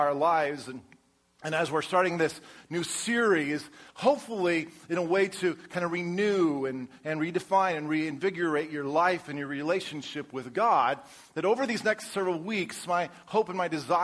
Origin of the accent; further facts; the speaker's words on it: Colorado, United States; now in Texas, United States; I grew up in Colorado